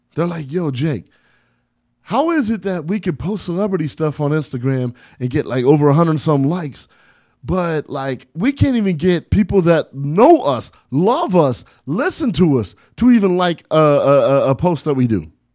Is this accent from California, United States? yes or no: yes; San Bernardino, California, United States; I'm from San Bernardino, California, man. nine two four oh four